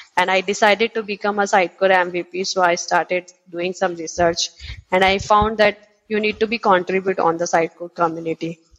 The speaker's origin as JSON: {"language": "English", "town": "Udaipur", "region": "Rajasthan", "country": "India", "said": "I'm basically from Udaipur, which is also known as the Lake City in India"}